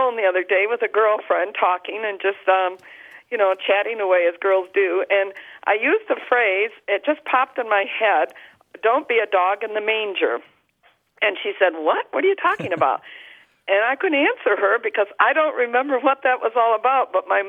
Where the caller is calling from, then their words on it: Traverse City, Michigan, United States; And I'm from Traverse City, Michigan.